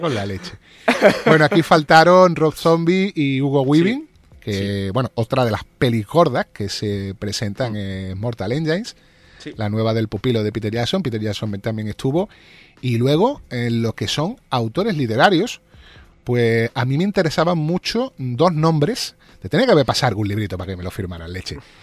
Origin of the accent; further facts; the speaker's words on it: Spain; como somos los españoles